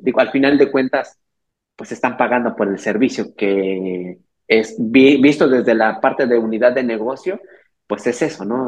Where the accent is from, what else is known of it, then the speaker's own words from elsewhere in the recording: Teotihuacán, State of Mexico, Mexico; yo soy originario del Estado de México, de allá de, literalmente a veces suena como broma, pero soy de la tierra de dioses, ¿no? Teotihuacán